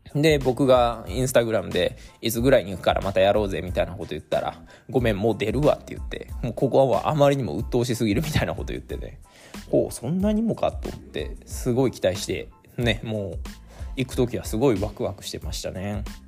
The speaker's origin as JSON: {"language": "Japanese", "region": "Mie", "country": "Japan", "also_born_or_lived": "Nagoya, Aichi", "said": "僕はね今は三重県に戻ってるんですけども名古屋も78 7年ぐらい住んでいた"}